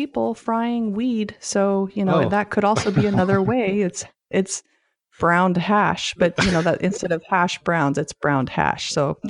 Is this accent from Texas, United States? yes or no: yes; Texas, United States; born there; I was born in Texas, so you know, this is the big hash brown capital of the US.